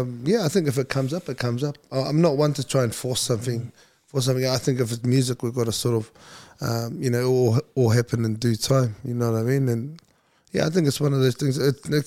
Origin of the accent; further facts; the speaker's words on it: Napa, California, United States; also born or lived in Brisbane; now in Australia; as much as I was born and raised in Napa, I think I learned everything, you know, through my teenage years, I picked up a lot of everything that I know in Australia. So Brisbane's still very much home to me